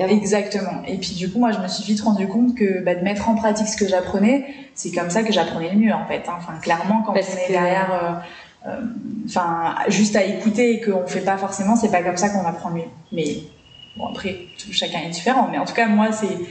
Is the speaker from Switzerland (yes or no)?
no; New Caledonia; also born or lived in Paris region, France; j'ai passé toute mon enfance ici, et bah, j'ai carrément plus de souvenirs en, Calédonie.